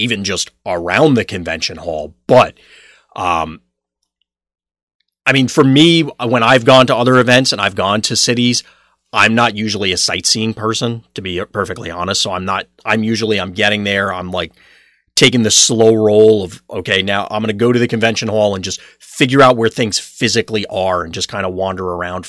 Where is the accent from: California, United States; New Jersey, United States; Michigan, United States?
New Jersey, United States; Freehold; moved away as an adult; now in Philadelphia, United States; I've lived here now for... It's almost 7 years and it still feels like I don't know where anything or anything about it, because I grew up in New Jersey